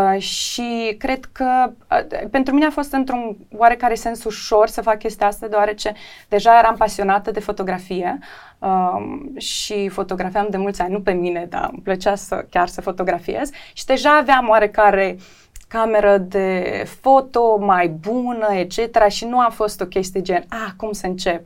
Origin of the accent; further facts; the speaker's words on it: Chișinău, Moldova; also born or lived in London; sunt din Chișinău